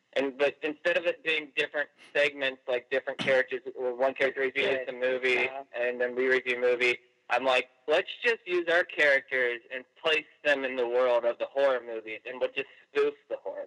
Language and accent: English; Iowa, United States; moved away as an adult; we're originally from Iowa